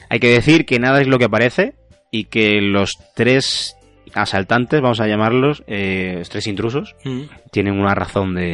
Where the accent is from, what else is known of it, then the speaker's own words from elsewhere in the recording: Huelva, Andalusia, Spain; moved away as an adult; now in Madrid, Spain; yo soy de Huelva y todavía vivía allí en aquel tiempo